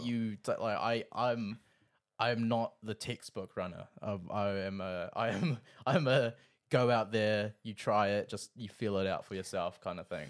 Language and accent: English; Rotorua, Bay of Plenty, New Zealand; now in Auckland, New Zealand; I'm from Rotorua. I'm living up in Auckland